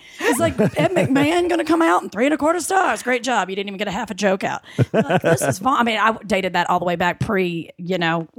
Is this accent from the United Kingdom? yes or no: yes; United Kingdom; Like I was a weird British actor fighting my accent.